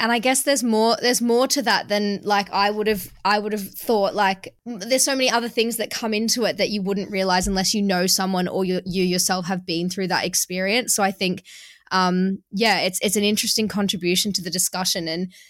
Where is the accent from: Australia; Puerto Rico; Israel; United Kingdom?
Australia; It's because I'm Australian